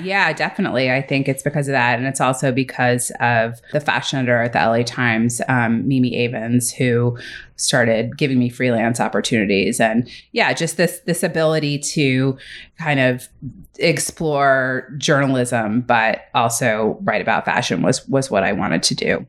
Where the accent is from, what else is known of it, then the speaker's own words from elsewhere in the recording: New York City, New York, United States; moved away as an adult; also born or lived in Little Rock, Arkansas / Vermont; now in Los Angeles, United States; I grew up in New York City.